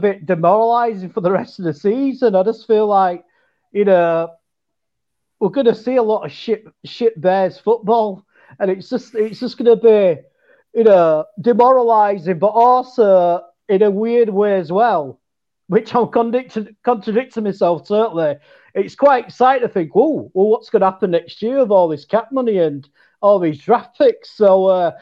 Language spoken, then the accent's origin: English; England, United Kingdom; me being an English, cynical English guy